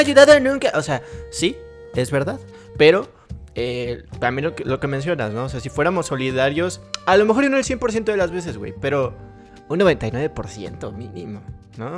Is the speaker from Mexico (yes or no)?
yes; Mexico; todos los mexicanos somos